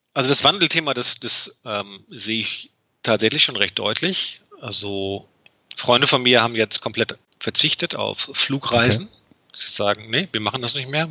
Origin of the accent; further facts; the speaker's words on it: Berlin, Germany; bei uns in Berlin